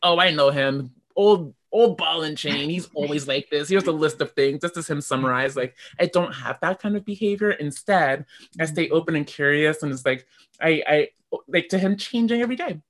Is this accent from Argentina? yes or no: no; Canada; I am African Canadian